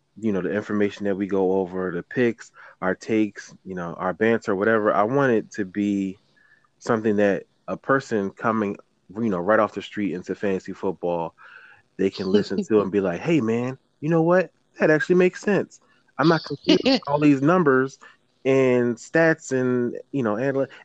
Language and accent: English; Philadelphia, Pennsylvania, United States; We are from Philadelphia